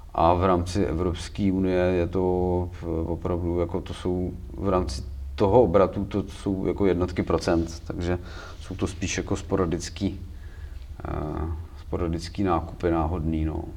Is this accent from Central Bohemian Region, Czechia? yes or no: yes; Příbram, Central Bohemian Region, Czechia; u nás v Příbrami